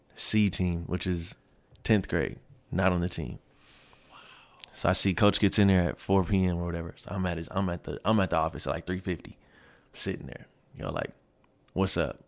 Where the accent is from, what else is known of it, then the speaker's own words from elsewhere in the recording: Kent, Washington, United States; moved away as an adult; also born or lived in Seattle, Washington / Red Deer, Alberta / Germany; I'm from Kent. Um, so I went to Kent Meridian my first three years of high school. I lived with my mom